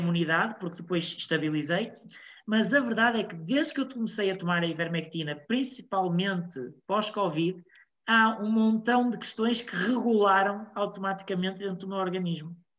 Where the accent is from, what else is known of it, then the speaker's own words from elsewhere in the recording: Portugal; Eu sou português, estou em Portugal